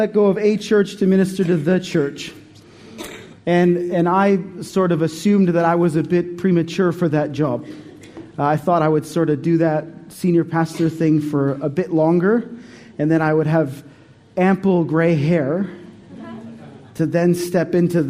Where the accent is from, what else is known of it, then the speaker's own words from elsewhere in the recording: Canada; moved away as an adult; also born or lived in Montreal; now in Australia; We came from Canada in 2005